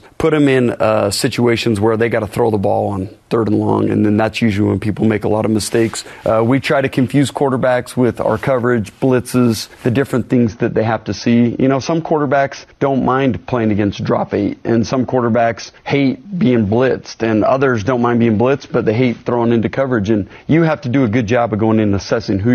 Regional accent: Lehi, Utah, United States; I grew up in Lehigh

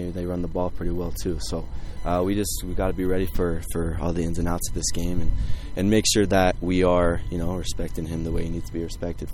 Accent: Idaho Falls, Idaho, United States; moved away; I'm from Idaho Falls, so I'm actually from the opposite side of Idaho

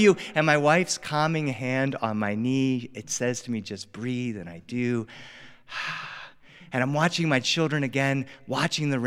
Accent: Delaware, United States; now in Los Angeles, United States; I grew up on the East Coast. I grew up in Delaware.

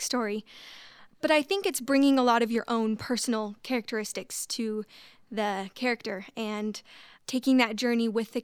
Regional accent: Highland, Utah, United States; I'm from Highland, Utah

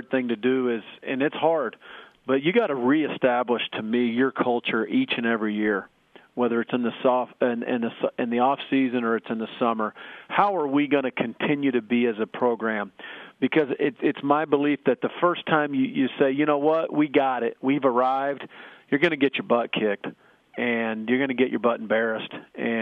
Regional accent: Oklahoma, United States; moved away; myself growing up in Oklahoma

